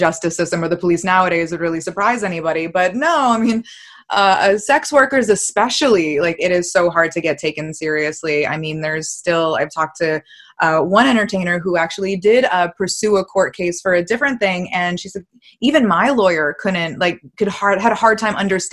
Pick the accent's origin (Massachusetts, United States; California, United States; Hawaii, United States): Massachusetts, United States; I'm from Massachusetts